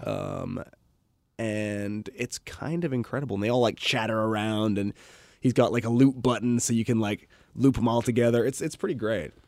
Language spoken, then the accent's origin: English; Redmond, Washington, United States; also born or lived in Bellevue; I grew up in Redmond